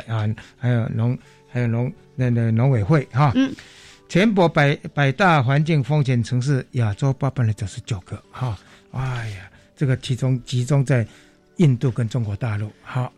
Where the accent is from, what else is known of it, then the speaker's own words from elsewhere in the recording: Shuilin, Yunlin County, Taiwan; 云林县水林乡，哎，我的家乡